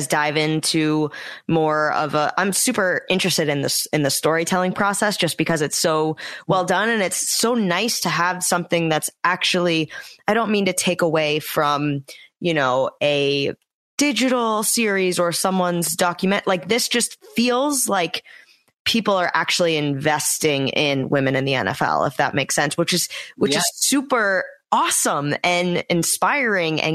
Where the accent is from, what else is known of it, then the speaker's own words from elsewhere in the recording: New England, United States; I'm from the New England area